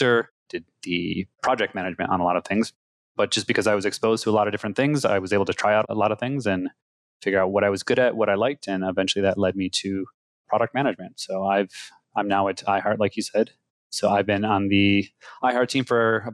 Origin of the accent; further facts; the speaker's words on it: Syracuse, New York, United States; also born or lived in Ithaca, New York; I'm originally from Syracuse, New York